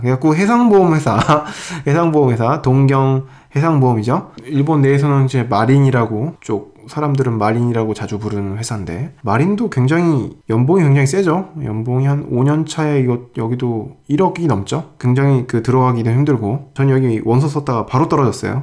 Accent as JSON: {"language": "Korean", "country": "South Korea", "said": "나는 한국 사람인데"}